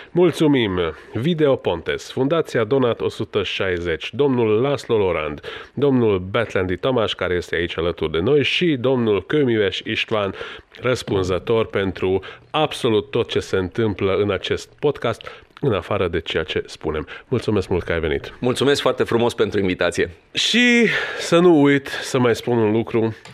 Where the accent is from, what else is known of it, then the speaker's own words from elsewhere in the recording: Romania; eu sunt din România, dar eu sunt de fapt ungur